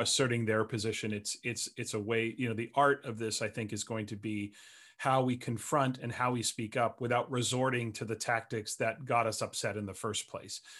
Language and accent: English; Canada; for myself as a Canadian